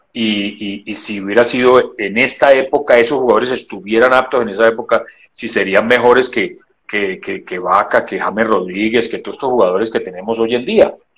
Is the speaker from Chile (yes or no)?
no; Colombia; somos colombianos todos